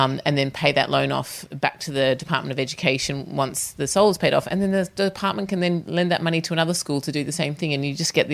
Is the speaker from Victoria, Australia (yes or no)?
yes; Melbourne, Victoria, Australia; moved away as an adult; now in Fremantle, Australia; I'm originally from Melbourne, but I moved here around 10 years ago and Fremantle is 100% my home now.